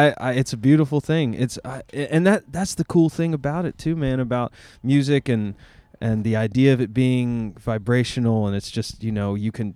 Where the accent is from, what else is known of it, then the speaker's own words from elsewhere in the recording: Asheville, North Carolina, United States; I grew up in Asheville